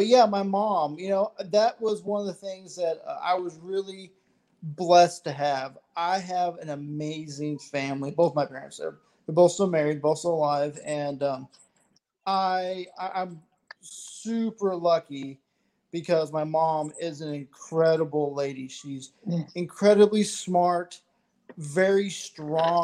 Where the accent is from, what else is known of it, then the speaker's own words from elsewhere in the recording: Texas, United States; I'm from Texas as well as y'all